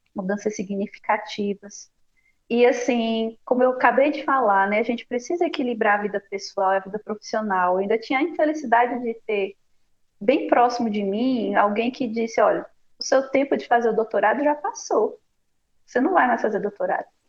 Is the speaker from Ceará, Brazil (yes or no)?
yes; Ceará, Brazil; moved away as an adult; eu venho é do Ceará